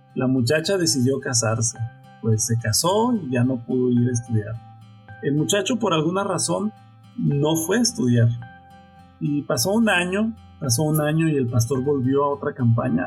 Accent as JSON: {"language": "Spanish", "town": "Nueva Italia", "region": "Michoacán", "country": "Mexico", "said": "Mi familia, pues somos originarios de Michoacán, Nueva Italia, Michoacán"}